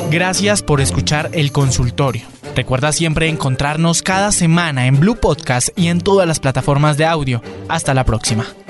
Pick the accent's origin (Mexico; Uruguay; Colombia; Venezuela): Colombia; Cali, Valle del Cauca; moved away; yo soy de Cali